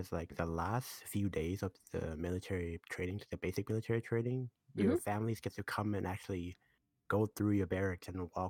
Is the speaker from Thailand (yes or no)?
yes; Thailand; moved away; back to Thailand, because I haven't gone back to my home country in like 14 to 15 years.